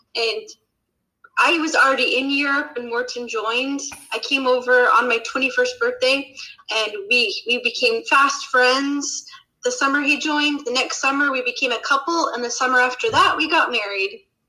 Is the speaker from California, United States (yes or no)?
no; Utah, United States; now in Sweden; I'm from Utah, you know, a totally different culture to to Ohio